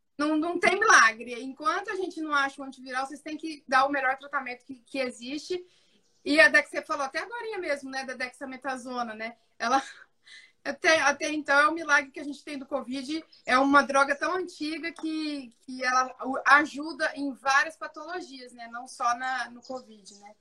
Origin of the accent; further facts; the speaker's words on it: São José do Rio Preto, São Paulo, Brazil; sou de São José do Rio Preto